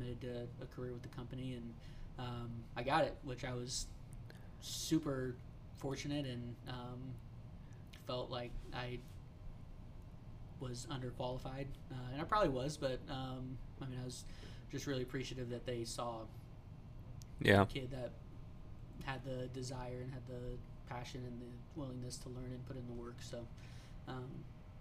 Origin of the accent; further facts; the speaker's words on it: Kansas City, Missouri, United States; growing up in Kansas City